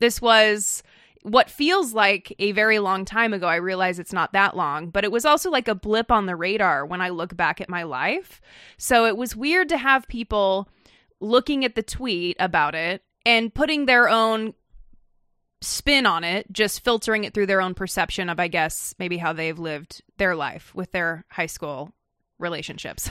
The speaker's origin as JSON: {"language": "English", "town": "Meridian", "region": "Idaho", "country": "United States", "said": "We're from Meridian, Idaho"}